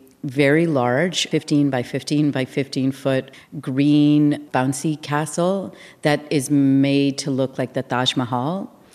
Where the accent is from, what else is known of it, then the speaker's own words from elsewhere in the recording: Winnipeg, Manitoba, Canada; I grew up in Winnipeg.